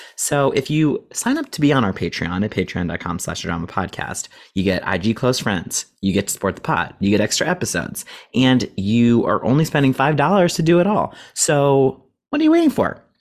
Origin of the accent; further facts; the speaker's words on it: Cleveland, Ohio, United States; We grew up in Cleveland, Ohio